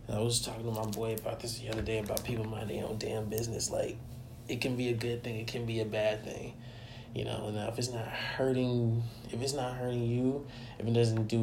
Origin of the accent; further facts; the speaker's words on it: Georgia, United States; In my hometown, no less, in Georgia, my home state, no less, in Georgia, over in Cobb County